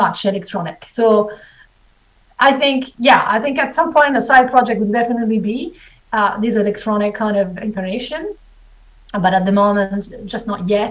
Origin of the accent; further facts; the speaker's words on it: Italy; moved away; also born or lived in Scotland / New Zealand; when I was in Italy when I was a kid